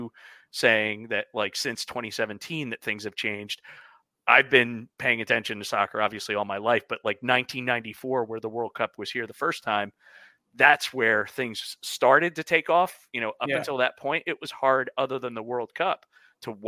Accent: United States; I am an American

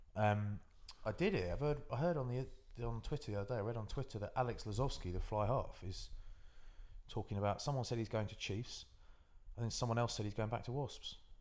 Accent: West Country, South West England, United Kingdom; I'm from the West, I'm living the West Country

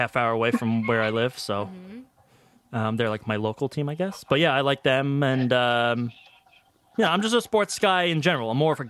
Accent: Long Island, New York, United States; I am from Long Island, New York.

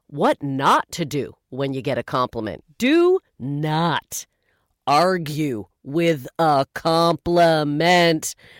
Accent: Canada; As a Canadian

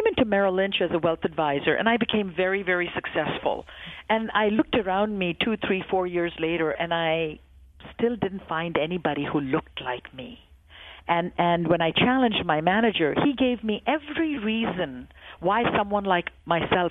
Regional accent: India; moved away as an adult; now in United States; I grew up in India in a very conservative family

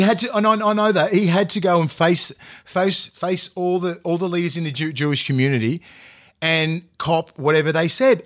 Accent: Australia; also born or lived in New Zealand; I was born up in, I was brought up in Australia, born in New Zealand

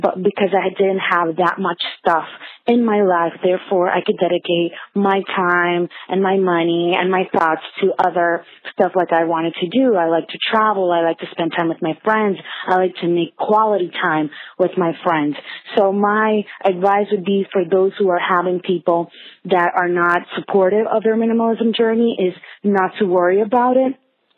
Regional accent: Dominican Republic; now in New Jersey, United States; I'm calling from New Jersey. I'm originally from Dominican Republic

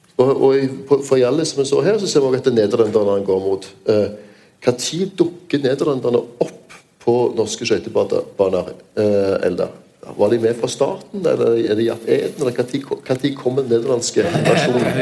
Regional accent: Stavanger, Rogaland, Norway; min hjemby Stavanger

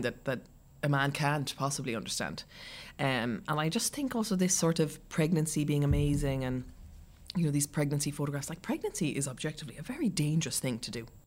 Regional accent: Ireland; also born or lived in Munich, Germany / Castleknock, Ireland / Cork, Ireland; I was born in Germany. Um, my parents got divorced when I was young and we moved back to Ireland

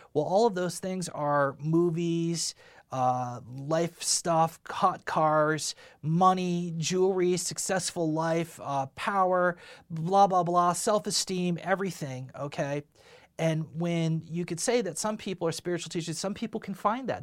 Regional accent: United States; I am American. I am not from a foreign country

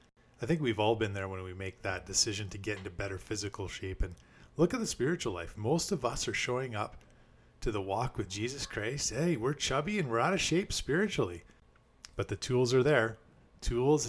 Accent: Canada; as a Canadian myself

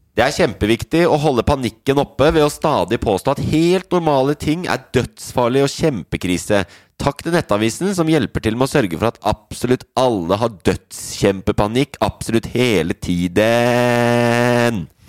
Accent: Oslo, Norway; Det er jeg som kommer fra Oslo

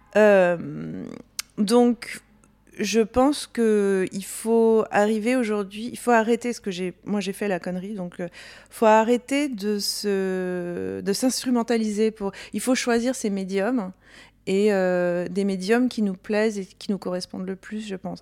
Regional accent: Corsica, France; now in United States; j'ai grandi en Corse

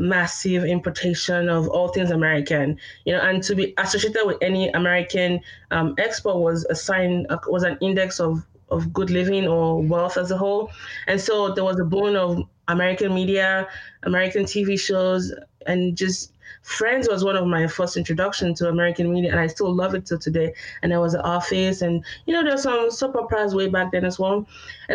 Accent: Nigeria; moved away as an adult; also born or lived in Austin, Texas, United States; now in Oklahoma City, United States; I'm Nigerian, but I'm also Yoruba, which is a tribe in Nigeria.

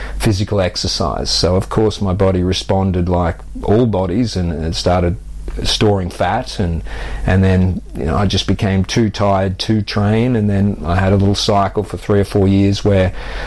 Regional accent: Australia; moved away as an adult; now in United Kingdom; I grew up active on the Australian beaches

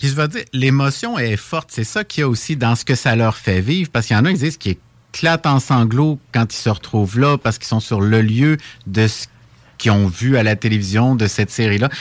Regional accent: Saint-Jérôme, Quebec, Canada; je suis originaire de Saint-Jérôme, dans les, Laurentides

